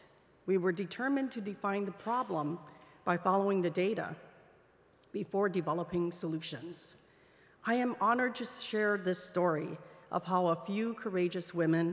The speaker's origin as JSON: {"language": "English", "region": "Hawaii", "country": "United States", "tie": "born or raised there", "also_born_or_lived": "Hong Kong", "said": "Even though I was born in Hong Kong and I had struggled with depression and suicidal thoughts as I was coming out to myself in Hawaii as a teenager in the 1970s"}